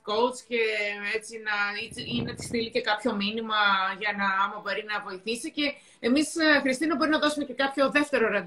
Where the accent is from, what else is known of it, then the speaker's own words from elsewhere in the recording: Thessaloniki, Central Macedonia, Greece; είμαστε και οι δύο Θεσσαλονικές, είμαστε από τη Θεσσαλονίκη.